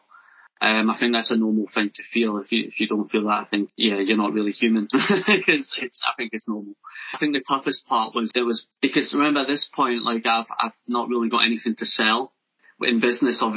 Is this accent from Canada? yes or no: no; near Loch Lomond, Scotland, United Kingdom; also born or lived in Japan / Newcastle; Being brought up near Loch Lomond